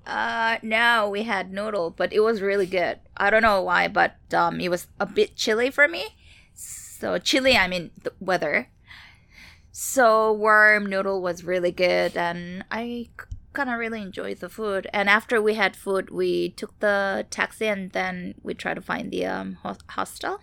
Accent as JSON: {"language": "English", "region": "Seoul", "country": "South Korea", "moved": "yes", "said": "I'm from Seoul, Korea, so that's my homeland."}